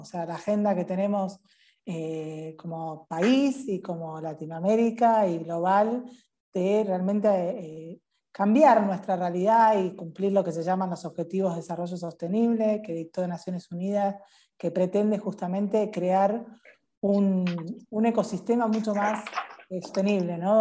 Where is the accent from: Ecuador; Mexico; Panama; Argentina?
Argentina; nos pasa como argentinos